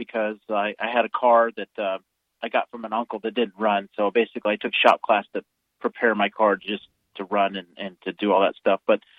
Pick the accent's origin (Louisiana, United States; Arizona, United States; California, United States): California, United States; now in Colorado, United States; I grew up in California in the, I went to high school in the 80s